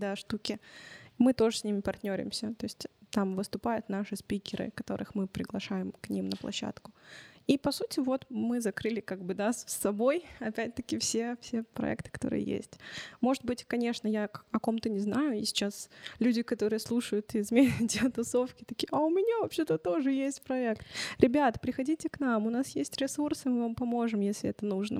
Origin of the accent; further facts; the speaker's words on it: Chelyabinsk, Chelyabinsk Oblast, Russia; я родилась в Челябинске, я всю жизнь прожила здесь